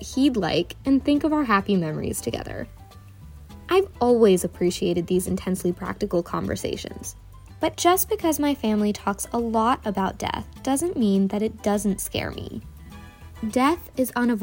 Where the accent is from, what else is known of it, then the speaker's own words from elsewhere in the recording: Northern Virginia, United States; I'm from Northern Virginia, but my parents immigrated from India before I was born.